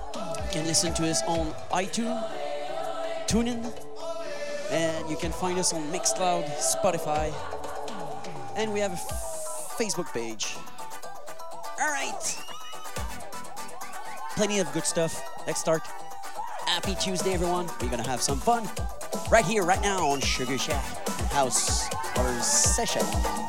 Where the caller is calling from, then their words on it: Montreal, Quebec, Canada; I'm your host, …, and I'm live from Montreal, Quebec, Canada.